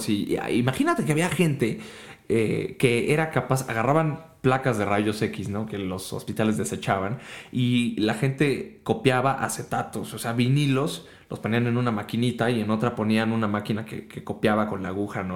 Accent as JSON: {"language": "Spanish", "country": "Mexico", "also_born_or_lived": "Germany", "said": "siendo mexicano y estando en Alemania"}